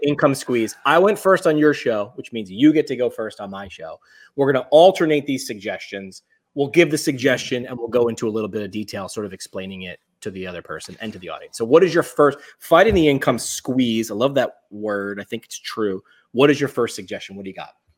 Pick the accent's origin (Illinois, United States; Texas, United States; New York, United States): New York, United States; moved away; also born or lived in Northeast Pennsylvania; I grew up in New York